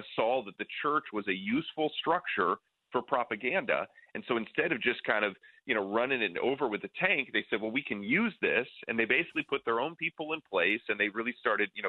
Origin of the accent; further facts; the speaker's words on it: near Lake Michigan, Great Lakes, United States; I grew up near Lake Michigan